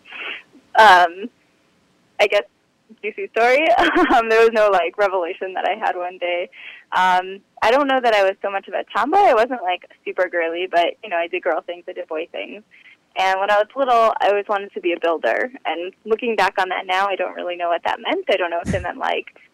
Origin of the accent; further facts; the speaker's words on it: Lincolnwood, Illinois, United States; I grew up in a suburb just outside of Chicago, Lincolnwood, in a pretty traditional Orthodox family.